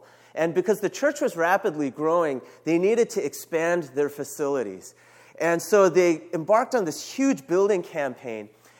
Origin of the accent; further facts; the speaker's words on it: New York City, New York, United States; I moved around a lot, but I call New York City my home. I grew up in Brooklyn and Queens. I lived there from about fourth grade until high school.